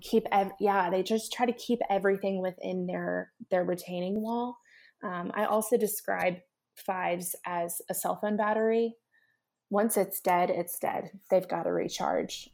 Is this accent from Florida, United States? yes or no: no; Nashville, Tennessee, United States; I come from Nashville